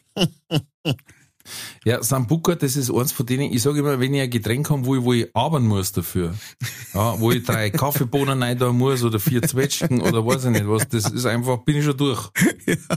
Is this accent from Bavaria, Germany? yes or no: yes; Manching, Bavaria, Germany; bei uns in Manching